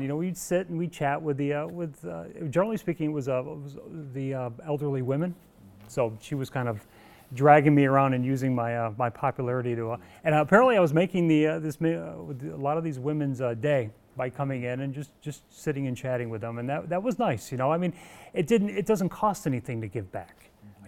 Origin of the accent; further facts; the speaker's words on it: Evans Mills, New York, United States; now in Mannsville, United States; I grew up on a, a, small dairy farm in Evans Mills